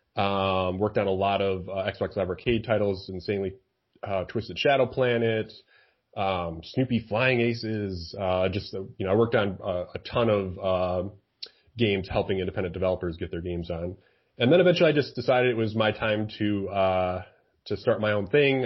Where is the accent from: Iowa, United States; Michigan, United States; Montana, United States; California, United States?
Michigan, United States; also born or lived in Seattle; I'm from Michigan